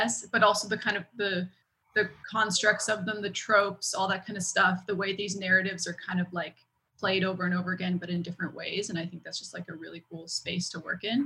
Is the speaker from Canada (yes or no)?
yes; Vancouver, British Columbia, Canada; moved away as an adult; now in Montreal, Canada; I grew up in Vancouver, but I've lived in Montreal for 8 years now.